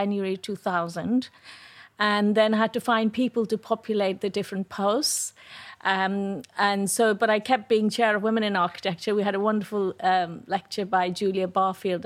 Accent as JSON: {"language": "English", "country": "India", "tie": "born or raised there", "also_born_or_lived": "Delhi", "moved": "as an adult", "lives_now": "United Kingdom", "said": "I was born and brought up in India"}